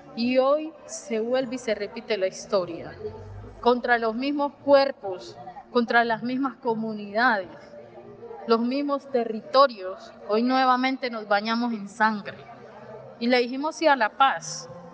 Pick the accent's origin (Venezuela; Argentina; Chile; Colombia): Colombia